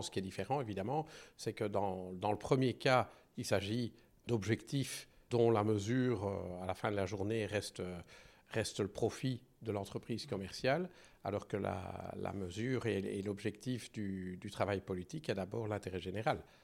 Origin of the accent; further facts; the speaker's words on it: Belgium; je suis belge